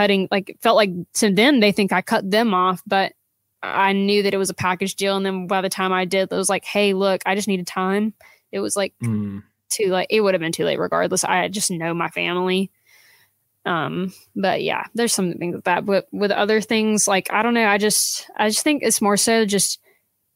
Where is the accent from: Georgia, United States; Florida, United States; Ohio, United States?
Georgia, United States; South; now in Dahlonega, United States; I was from South Georgia, which was, gosh, awful. But I moved up here because this was like still in Georgia